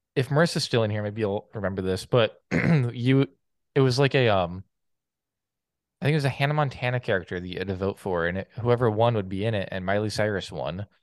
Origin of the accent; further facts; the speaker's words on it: Canada; I couldn't vote as a Canadian